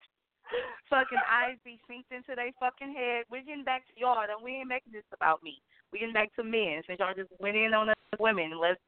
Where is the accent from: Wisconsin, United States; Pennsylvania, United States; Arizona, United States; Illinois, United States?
Wisconsin, United States; Milwaukee; I'm from Milwaukee.